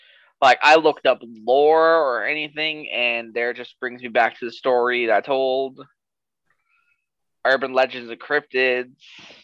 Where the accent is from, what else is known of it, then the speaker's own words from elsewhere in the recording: United States; I'm Native American.